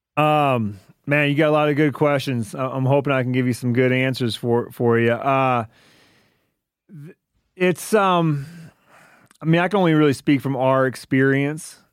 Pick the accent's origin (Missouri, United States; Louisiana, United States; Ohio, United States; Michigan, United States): Michigan, United States; now in Montana, United States; I grew up in Michigan